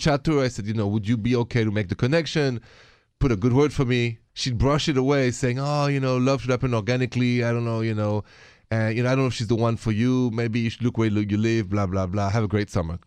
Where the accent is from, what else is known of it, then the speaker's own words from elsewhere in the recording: France; accent: French; moved away; My accent is French